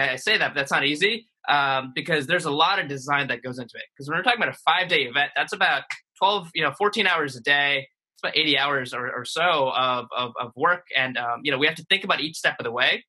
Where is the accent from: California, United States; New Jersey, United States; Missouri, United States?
New Jersey, United States; Jersey City; also born or lived in India; I grew up in Jersey City, New Jersey, which is right across the river from New York